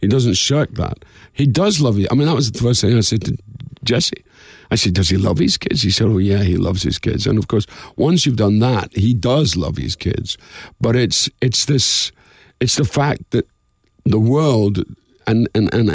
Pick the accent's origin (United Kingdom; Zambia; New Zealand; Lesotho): United Kingdom; Dundee, Scotland; somewhere called Dundee, Scotland. I said, that's my hometown.